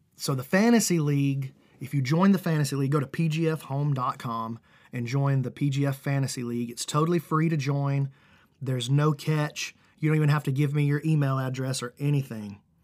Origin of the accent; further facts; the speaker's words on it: Alabama, United States; I'm, we're from Alabama